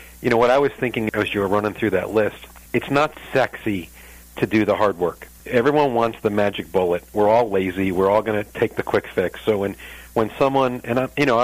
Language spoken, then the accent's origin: English; New York, United States; moved away as an adult; now in St. Louis, United States; I'm from New York. And I've been in St. Louis over 20 years